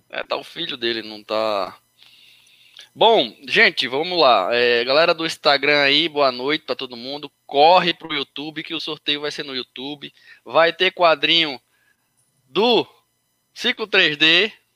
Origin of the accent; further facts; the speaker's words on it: Recife, Pernambuco, Brazil; moved away as an adult; now in Itararé, Brazil; eu sou de Recife